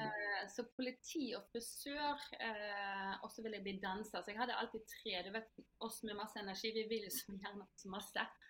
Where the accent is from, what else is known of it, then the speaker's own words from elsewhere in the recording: Norway; moved away as an adult; also born or lived in Germany / Italy; jeg er født her i Norge